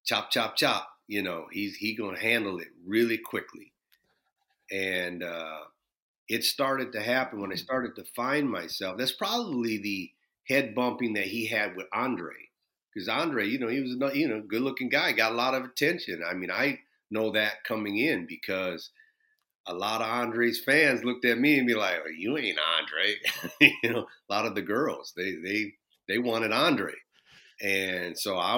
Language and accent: English; Minneapolis, Minnesota, United States; growing up in Minneapolis, it was very, very segregated